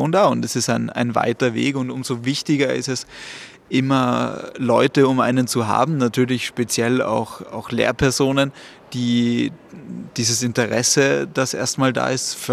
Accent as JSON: {"language": "German", "region": "Salzburg", "country": "Austria", "tie": "born or raised there", "said": "dementsprechend bin ich eben in Salzburg geboren und aufgewachsen, habe aber weiterhin auch Familie in Luxemburg und es ist immer eine große Freude, nach Luxemburg natürlich zu kommen, zu, zu meinen Wurzeln eben."}